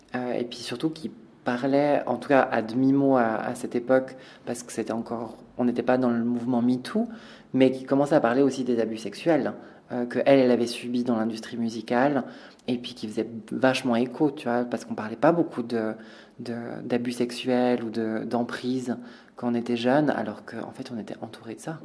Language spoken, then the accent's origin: French; Valais, Switzerland; on a grandi en Valais, euh, on a grandi dans un endroit où les cases c'est hyper important